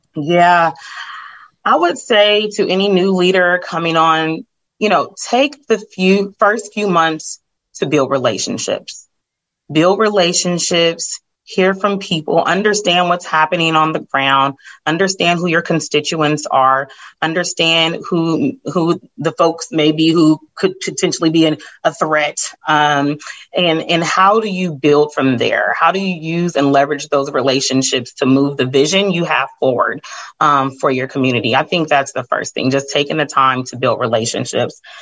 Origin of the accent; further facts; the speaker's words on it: California, United States; I'm from California